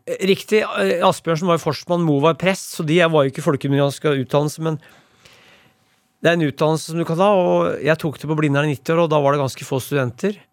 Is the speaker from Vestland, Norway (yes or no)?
no; Brumunddal, Innlandet, Norway; Brumunddal, der jeg vokste opp